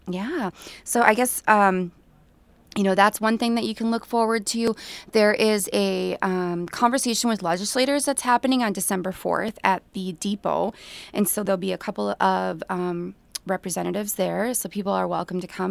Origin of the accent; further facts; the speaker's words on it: Staples, Minnesota, United States; I grew up in Staples